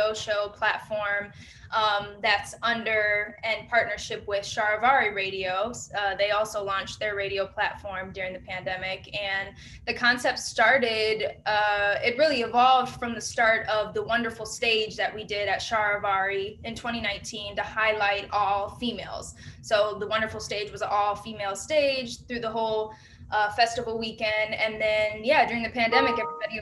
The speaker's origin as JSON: {"language": "English", "town": "Detroit", "region": "Michigan", "country": "United States", "also_born_or_lived": "Los Angeles / Miami / New York", "moved": "as an adult", "said": "I'm originally from Detroit, Michigan"}